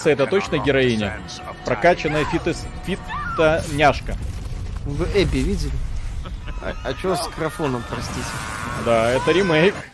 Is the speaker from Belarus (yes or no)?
yes; Belarus; я настоящий белорус